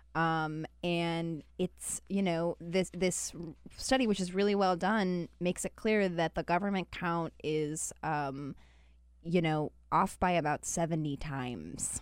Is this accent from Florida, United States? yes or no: no; Utah, United States; now in Washington, D.C., United States; Even Utah. Yeah, even my home state.